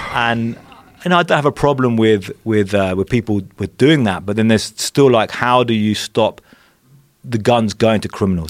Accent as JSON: {"language": "English", "region": "England", "country": "United Kingdom", "tie": "born or raised there", "moved": "as an adult", "lives_now": "Mexico", "said": "I grew up in England, which is, you know, pretty safe place relatively"}